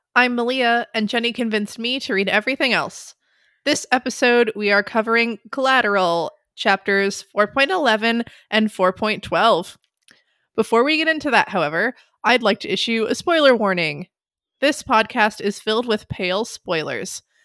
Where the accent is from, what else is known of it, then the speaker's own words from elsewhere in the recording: United States; I'm American